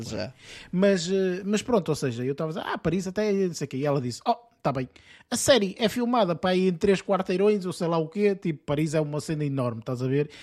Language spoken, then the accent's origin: Portuguese; Portugal; nós sendo portugueses